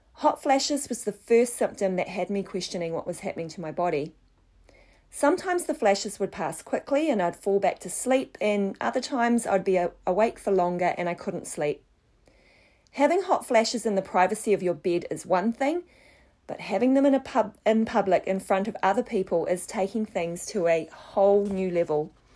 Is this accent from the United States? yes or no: no; Wellington, New Zealand; moved away as an adult; also born or lived in Southeast Asia; I grew up in Wellington, New Zealand